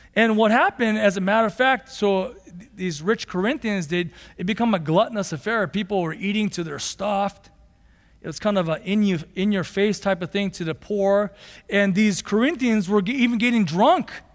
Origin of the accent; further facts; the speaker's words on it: United States; We're still Americans